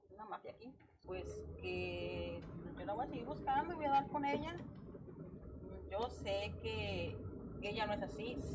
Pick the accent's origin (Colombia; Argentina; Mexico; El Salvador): Mexico; Torreón, Coahuila; no, de turista, vengo de Torreón